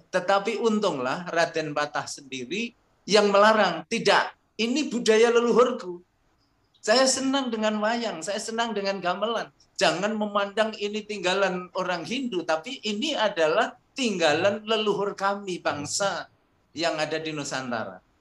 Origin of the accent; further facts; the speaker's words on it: Java, Indonesia; saya akan menambah dari sudut pandang kami dari Jawa.